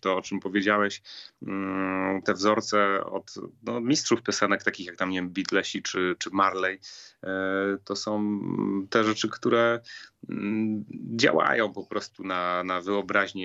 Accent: Katowice, Silesian Voivodeship, Poland; Akademii Muzycznej z mojego rodzinnego miasta, czyli Katowic

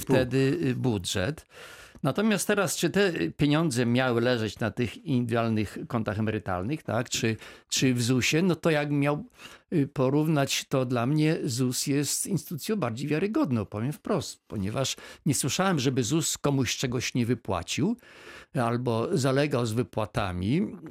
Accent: Izera Foothills, Lower Silesian Voivodeship, Poland; ja się wychowałem na Pogórzu Izerskim w latach 70.

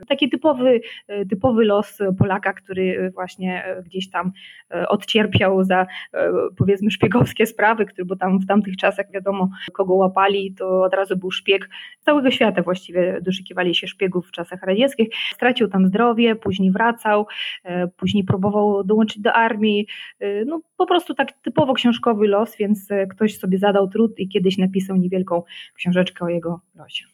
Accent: Zaporizhzhia, Zaporizhzhia Oblast, Ukraine; moved away as an adult; now in Wrocław, Poland; Przyjechałam z Zaporoża

